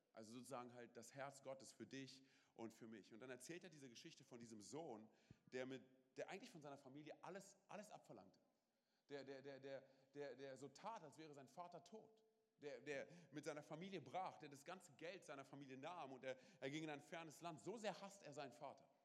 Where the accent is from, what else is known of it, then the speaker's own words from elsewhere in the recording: Berlin, Germany; wir kommen aus Berlin, wir haben auf der Straße, wir haben Sachen gemacht